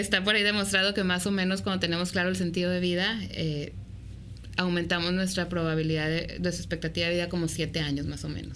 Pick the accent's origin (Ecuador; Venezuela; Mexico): Mexico; como mexicanos